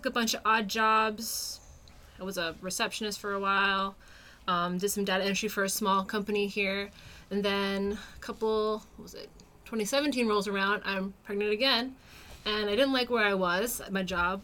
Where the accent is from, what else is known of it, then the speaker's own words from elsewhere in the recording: New York, United States; moved away as an adult; now in New Hampshire, United States; I'm originally from New York. That's where I was born and raised